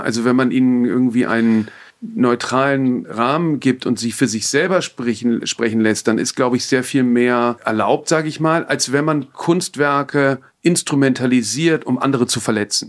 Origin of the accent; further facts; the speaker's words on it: Frankfurt, Hesse, Germany; Ich bin in Frankfurt groß geworden